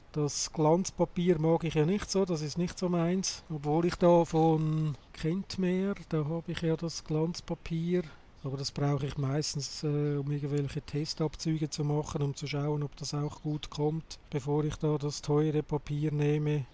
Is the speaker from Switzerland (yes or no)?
yes; Switzerland; bei uns in der Schweiz